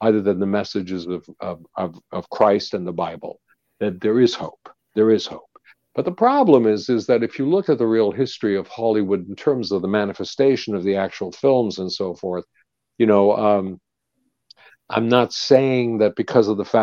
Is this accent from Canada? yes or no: yes; Canada; when I grew up, there was the Dominion of Canada